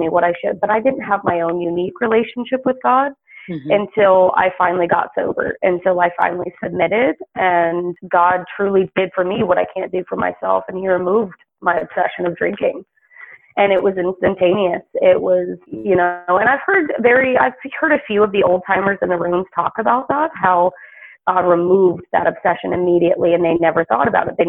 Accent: the South, United States; I grew up predominantly in the South

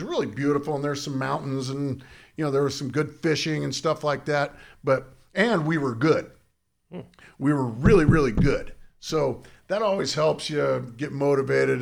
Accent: Southern California, United States; I grew up in Southern California

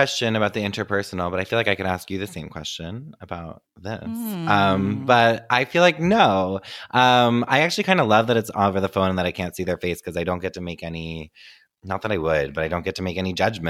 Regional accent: New Jersey, United States; I'm a gay country singer from Jersey.

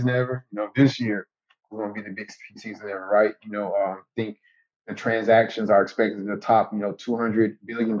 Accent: Jacksonville, Florida, United States; my hometown team

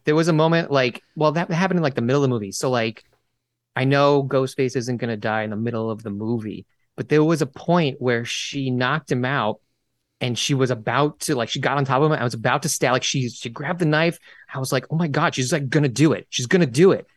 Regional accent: New York, United States; I'm from New York

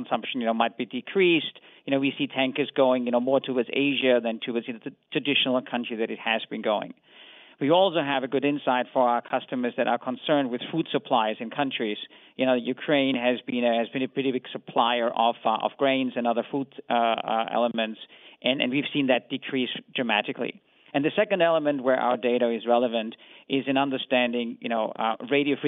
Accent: Vienna, Austria; I come from Vienna

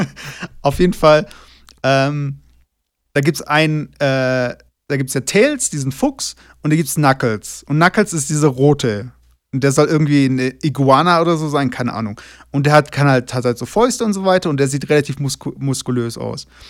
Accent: Germany; moved away as an adult; now in Toluca, Mexico; als Deutscher

